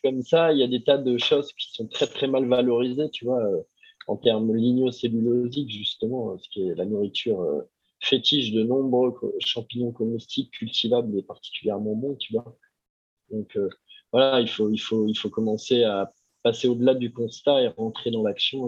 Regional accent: Ardèche, Auvergne-Rhône-Alpes, France; je viens de Tardèche

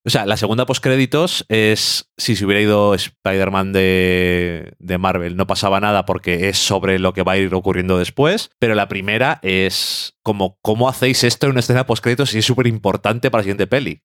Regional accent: Spain; Yo soy de España, decimos la J bien

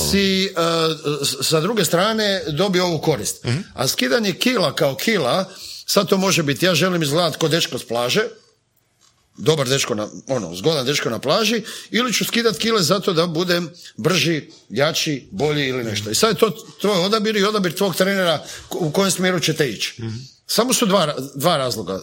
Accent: Zagreb, City of Zagreb, Croatia; also born or lived in London; kod nas u Zagrebu

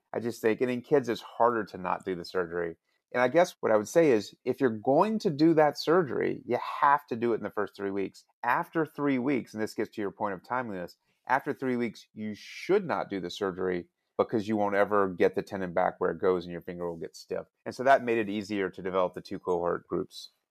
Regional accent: Alabama, United States; I'm from Alabama

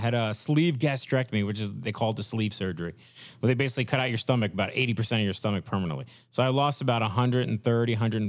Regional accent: New York City, New York, United States; moved away as an adult; also born or lived in Florida / Texas / Kansas City / Philadelphia; now in Bayonne, United States; So I grew up in Brooklyn

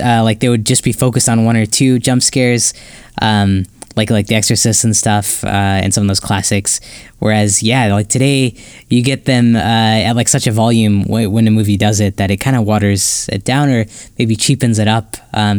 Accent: Ohio, United States; I remember a similar instance like growing up in Ohio where someone got shot for trespassing

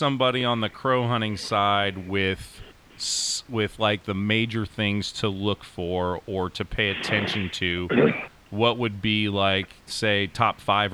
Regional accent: Hazleton, Pennsylvania, United States; We grew up in Hazleton, Pennsylvania, northeast, like coal country

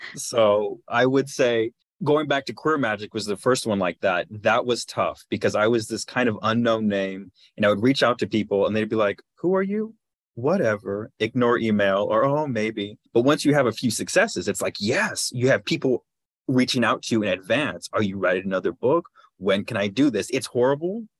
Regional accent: Los Angeles, California, United States; I grew up in Los Angeles

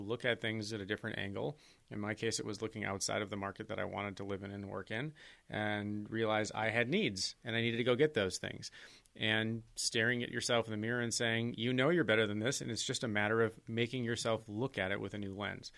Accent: Green Bay, Wisconsin, United States; moved away; my hometown in Green Bay

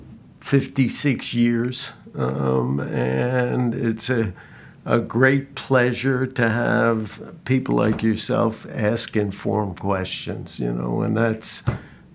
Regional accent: New York City, New York, United States; moved away as an adult; also born or lived in Minnesota / Berkeley; I grew up in Brooklyn, New York

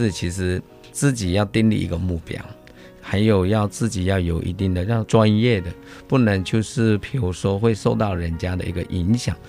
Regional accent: Taiwan; 香港的师傅他就是一个我们台湾这边讲是龟毛要求。

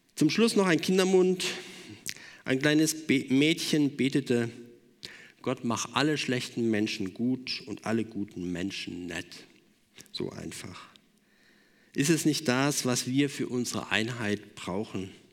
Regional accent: Germany; wir als Deutsche

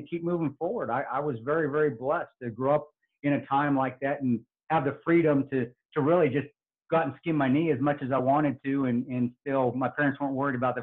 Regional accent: Alamosa, Colorado, United States; I was born in Alamosa, Colorado, and I grew up in the country

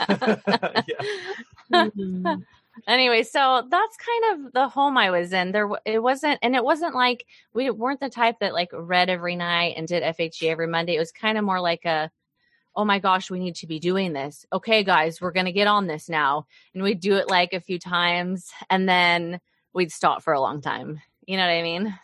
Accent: Oklahoma, United States; also born or lived in Mountain Home, Idaho; now in Kansas City, United States; I grew up in Oklahoma mainly

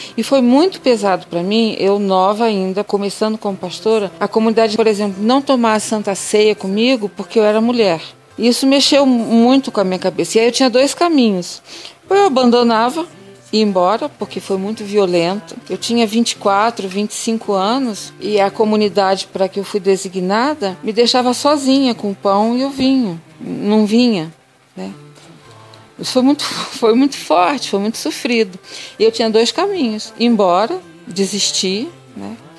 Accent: interior of Rio de Janeiro, Brazil; moved away; also born or lived in southern Bahia / Mato Grosso; eu sou do interior do Rio de Janeiro

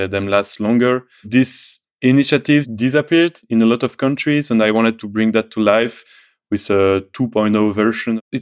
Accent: Belgium; I come from Belgium

